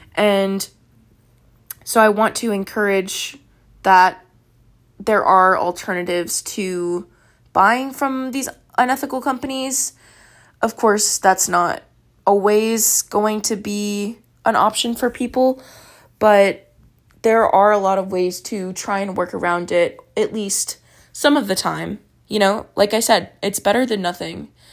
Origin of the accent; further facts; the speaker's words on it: Texas, United States; I'm from Texas